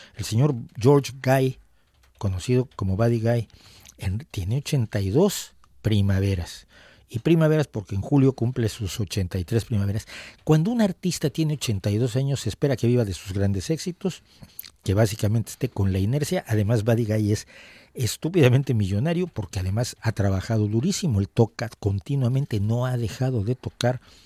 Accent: Mexico; en México

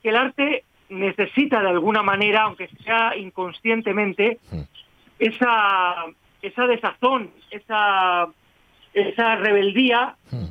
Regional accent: Spain; yo soy eso, español.

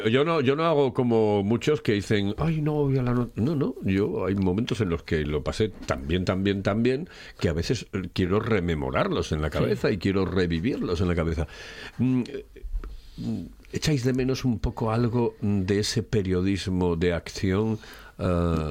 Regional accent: Asturias, Spain; somos tan, tan asturianos

